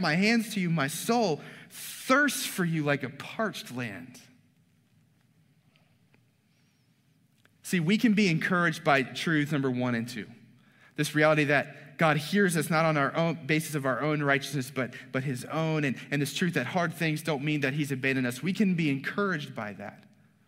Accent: the South, Southern United States, United States; I'm a Southern boy. I grew up on Blue Bell ice cream

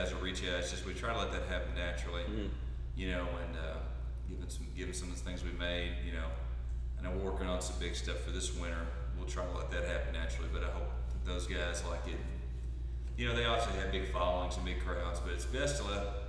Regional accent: East Kentucky, United States; I'm from East Kentucky

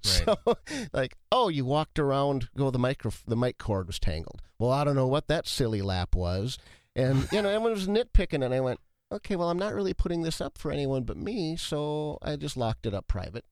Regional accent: Watertown, United States; moved away as an adult; also born or lived in Ottumwa, Iowa; I was born in Watertown, then I moved away

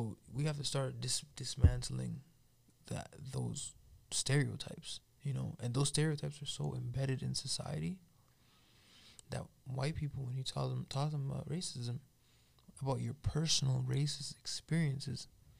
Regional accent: Toronto, Ontario, Canada; moved away as an adult; also born or lived in Calgary; now in Edmonton, Canada; Growing up in Toronto

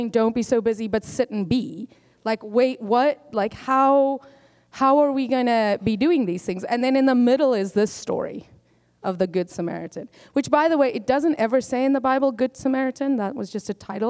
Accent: South Africa; I am South African born

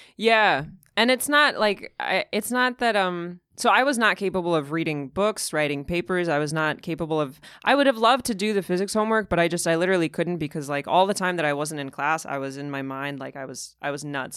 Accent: Moscow, Russia; moved away; also born or lived in Massachusetts; I was born and raised in Moscow, and, uh, it was around the time of the Soviet collapse.

